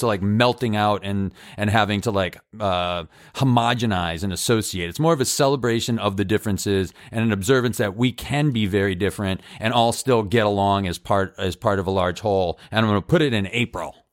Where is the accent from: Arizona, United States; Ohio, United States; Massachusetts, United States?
Massachusetts, United States; I grew up in Massachusetts where we think we created America